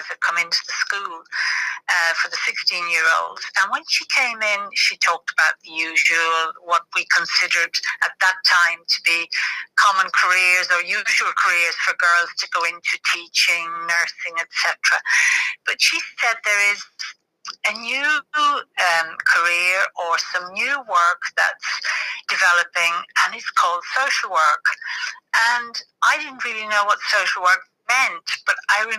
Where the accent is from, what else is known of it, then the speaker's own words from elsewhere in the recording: Ireland; moved away as an adult; also born or lived in Dublin; now in England; I was born in Ireland